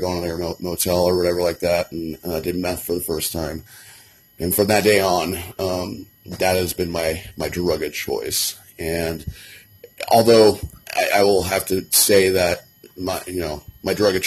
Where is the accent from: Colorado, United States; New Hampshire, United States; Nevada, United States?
Colorado, United States; Kittredge; Born and raised in Colorado, I grew up near Red Rocks in a town called Kittredge